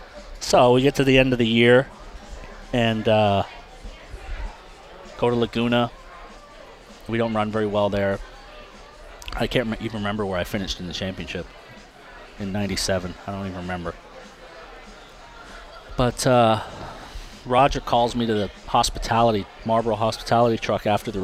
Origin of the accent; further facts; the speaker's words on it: Toronto, Ontario, Canada; it was my hometown race